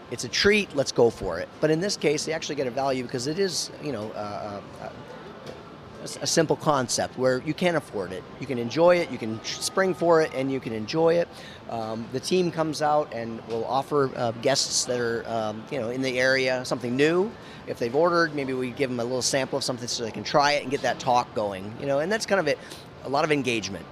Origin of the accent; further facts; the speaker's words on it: Maine, United States; moved away; I was, you know, born from Maine